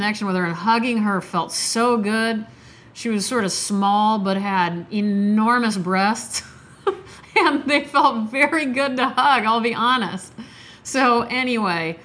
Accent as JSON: {"language": "English", "region": "Nebraska", "country": "United States", "moved": "yes", "said": "I'm from Nebraska. If you guys didn't know, that's where I was born."}